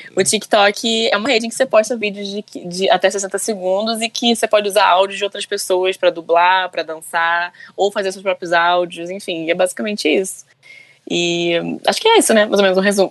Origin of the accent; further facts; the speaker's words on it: Rio de Janeiro, Brazil; Eu sou do Rio, né? E eu trabalho com teatro musical aqui no Rio